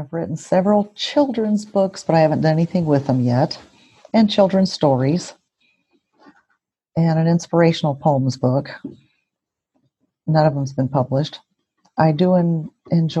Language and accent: English; Kennewick, Washington, United States; also born or lived in Farmington, New Mexico; I was born in Farmington, New Mexico, and I still have family in Farmington, and actually, and then in Texas and California, Wyoming. So Southwest, a lot of Southwest, but I grew up here in the Tri-Cities, Kennewick